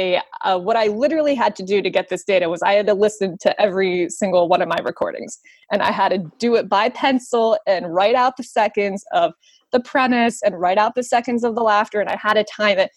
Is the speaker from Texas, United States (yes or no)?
no; West Virginia, United States; I am from West Virginia